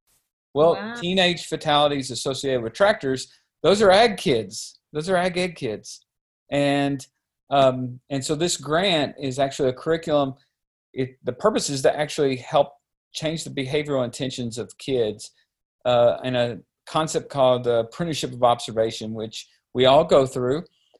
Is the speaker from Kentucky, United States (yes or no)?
yes; Pig, Kentucky, United States; also born or lived in Missouri; I grew up in Kentucky. In a small little community called Pig, population of about 50, and actually still help manage my family's farm there